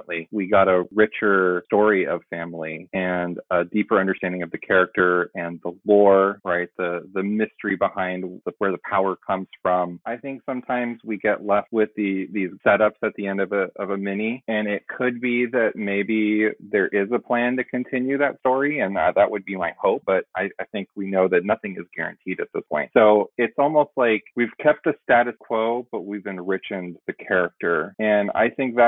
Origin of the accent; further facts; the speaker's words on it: United States; I grew up in America, so I'm pretty American